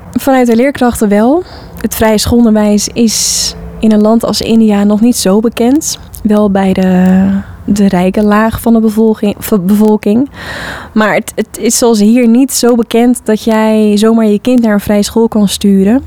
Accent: Hoorn, North Holland, Netherlands; Ik heb zelf op de vrije school gezeten als kind in Hoorn

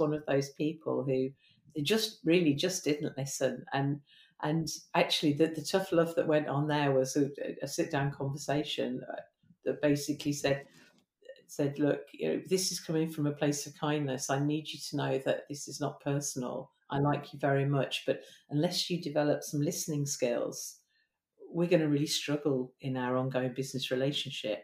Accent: Birmingham, West Midlands, United Kingdom; I'm from Birmingham.

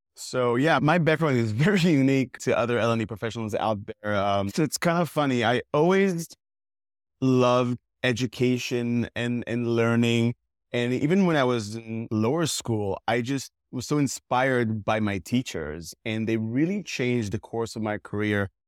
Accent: Israel; I'm originally from Israel.

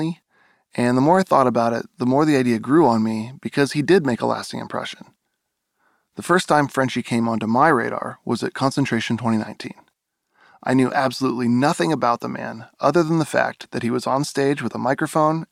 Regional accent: East Bay, California, United States; I grew up in the East Bay. That's my old stomping grounds

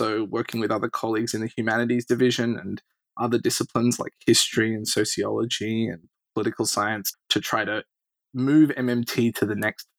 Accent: Sydney, New South Wales, Australia; accent: Australian; moved away as an adult; now in United States; I'm an Australian. I grew up in Sydney

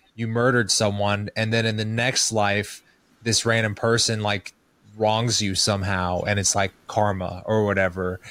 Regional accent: Kansas City, Missouri, United States; born or raised there

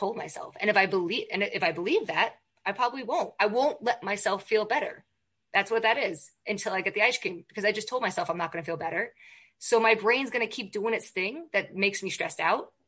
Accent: New York, United States; I'm from New York

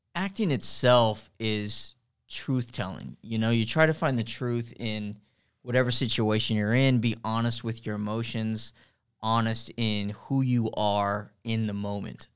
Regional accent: Harlingen, Texas, United States; also born or lived in Chicago, Illinois; I'm from Harlingen, Harlingen Cardinal

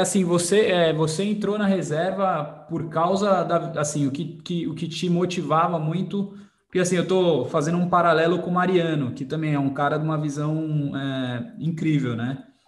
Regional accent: Brazil; Como brasileiro

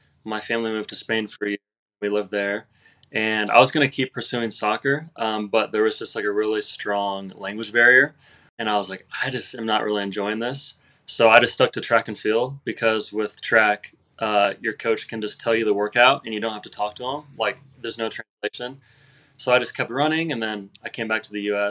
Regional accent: Indiana, United States; I'm from Indiana.

